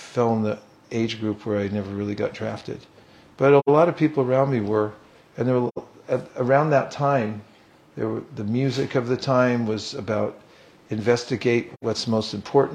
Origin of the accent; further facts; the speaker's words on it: California, United States; When I was young, I grew up in California.